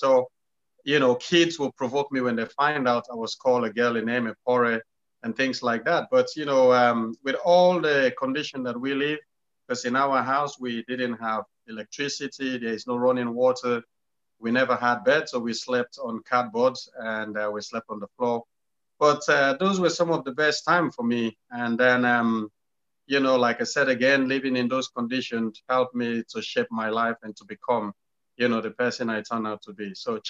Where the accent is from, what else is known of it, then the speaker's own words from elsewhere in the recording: Sierra Leone; growing up in Sierra Leone, it was fun, it was tough, it was hard. And, you know, my parents had 11 of us, and mom and dad never been to school.